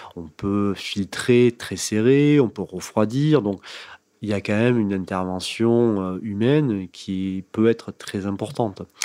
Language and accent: French; Bédarieux, Occitania, France; je suis né effectivement donc à Bédarieux, donc petite ville tout au nord de l'Hérault, dans le parc naturel du Languedoc. Et j'ai passé mes 18 premières années